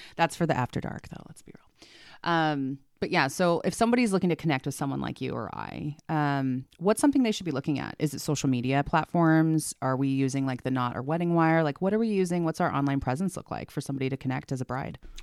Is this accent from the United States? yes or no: yes; San Diego, California, United States; moved away as an adult; now in Oregon, United States; I'm from San Diego